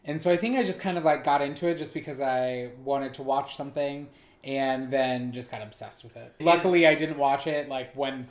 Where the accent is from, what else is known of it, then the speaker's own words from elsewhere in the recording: Nebraska, United States; now in Brooklyn, United States; I'm originally from Nebraska.